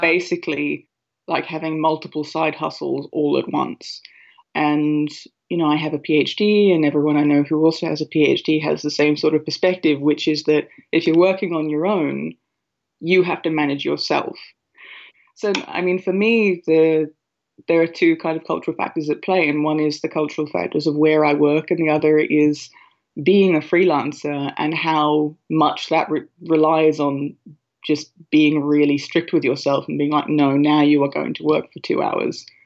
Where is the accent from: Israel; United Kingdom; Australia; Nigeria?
Australia; moved away as an adult; now in Ireland; I'm an Australian working in Ireland for an American company